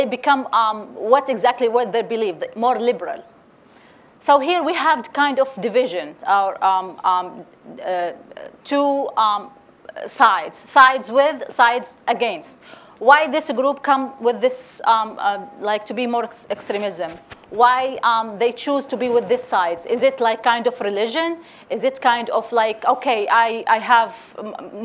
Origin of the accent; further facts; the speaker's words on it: Derna, Libya; I'm from Derna